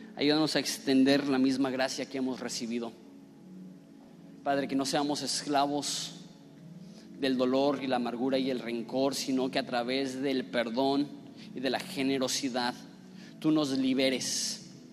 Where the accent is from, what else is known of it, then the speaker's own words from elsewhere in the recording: northern Mexico, Mexico; también soy enojón, norteño